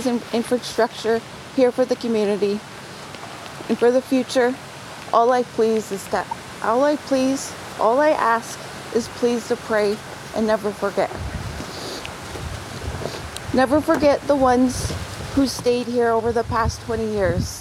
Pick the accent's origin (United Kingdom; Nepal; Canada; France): Canada; Stony Point, Ontario; now in Sarnia, Canada; I'm from Stony Point, and right now I'm in Sarnia, Ontario, in my apartment building.